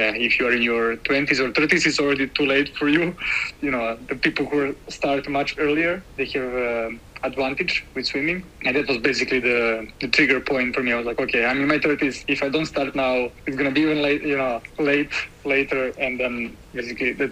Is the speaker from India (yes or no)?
no; Serbia; moved away as an adult; now in Berlin, Germany; I'm coming from Serbia, and I live in Berlin since 6.5 years ago